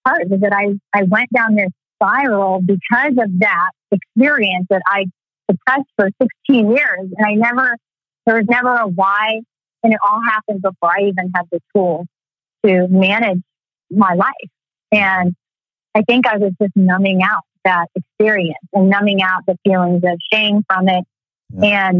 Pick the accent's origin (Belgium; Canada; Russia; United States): United States; Texas; Yeah, Texas was interesting. I loved it, but we always moved around. My dad was in the military, so we moved around a lot, and so Texas is my real home.